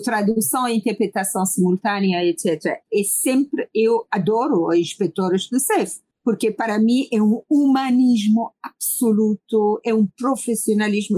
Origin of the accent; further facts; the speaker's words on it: Iran; Portuguese is a second language; now in Lisbon, Portugal; minhas ligações diretas com o meu país de origem